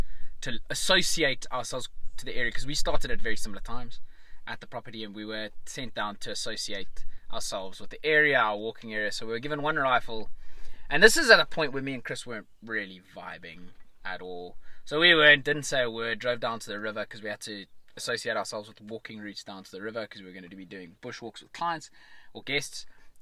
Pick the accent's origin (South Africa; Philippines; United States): South Africa; Johannesburg, Gauteng; I'm like, no, I'm from Johannesburg.